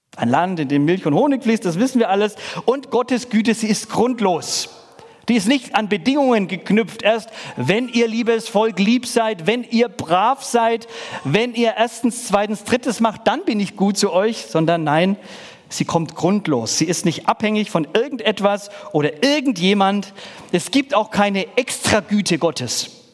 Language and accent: German; Middle Franconia, Bavaria, Germany; Ich komme nicht aus dem Schwabenland, sondern aus dem Bundesland Bayern. Und da muss man auch noch mal ein bisschen differenzieren, je nachdem, wer sich hier in den Stammes ich sage nicht kämpfen auskennt, aber es ist an sich Mittelfranken